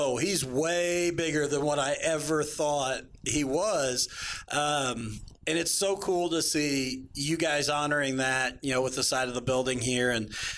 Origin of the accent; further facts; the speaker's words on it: Mitchell, Indiana, United States; I grew up in Mitchell, Indiana.